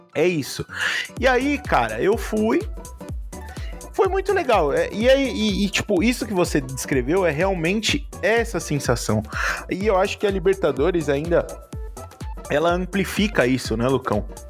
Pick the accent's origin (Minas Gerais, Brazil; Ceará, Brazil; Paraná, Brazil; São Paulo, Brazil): São Paulo, Brazil; A gente é da quebrada lá da ZL